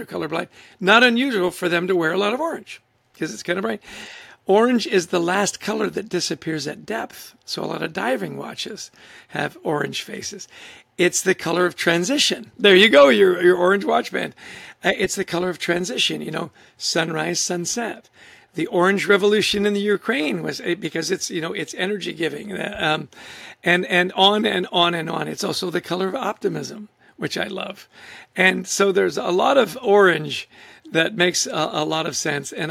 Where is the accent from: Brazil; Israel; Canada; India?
Canada; Vancouver, British Columbia; moved away as an adult; now in New Jersey, United States; I grew up in Vancouver, Canada. I lived in New Jersey now for well over 30 years